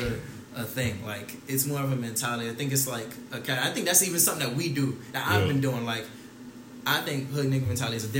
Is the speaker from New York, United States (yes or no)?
no; New Jersey, United States; now in Florida, United States; I'm from Jersey, right? I'm from Jersey.